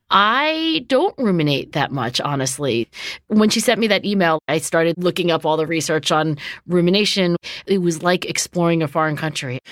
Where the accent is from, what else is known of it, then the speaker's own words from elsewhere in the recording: Cherry Hill, New Jersey, United States; Cherry Hill, New Jersey, where I grew up